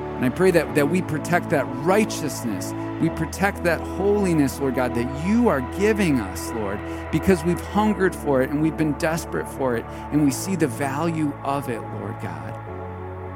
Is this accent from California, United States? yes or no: no; Marinette, Wisconsin, United States; I grew up in Marinette, Wisconsin.